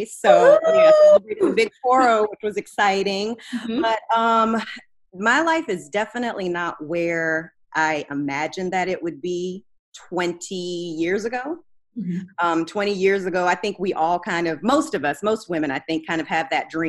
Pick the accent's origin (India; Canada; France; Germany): Germany; now in United States; So yeah, I grew up in Germany. Then we moved to the States